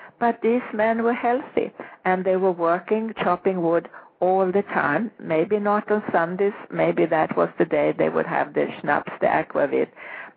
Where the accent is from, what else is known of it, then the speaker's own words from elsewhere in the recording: Sweden; I grew up in Sweden